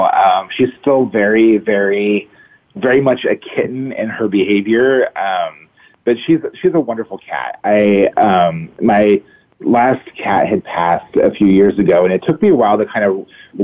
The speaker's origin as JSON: {"language": "English", "town": "Sacramento", "region": "California", "country": "United States", "tie": "born or raised there", "said": "I grew up here in Sacramento. And when I moved back home"}